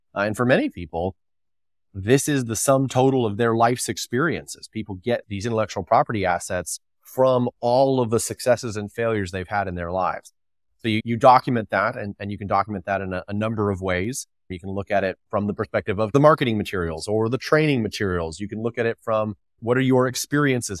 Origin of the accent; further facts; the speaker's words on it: California, United States; I grew up in the People's Republic of California, and my family were fourth generation dairy farmers